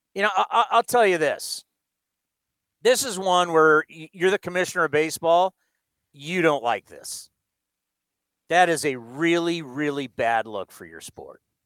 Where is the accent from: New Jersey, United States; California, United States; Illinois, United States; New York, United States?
California, United States; San Diego; moved away as an adult; now in Bay Area, United States; I was born and raised in San Diego, but I've lived in the Bay Area my entire adult life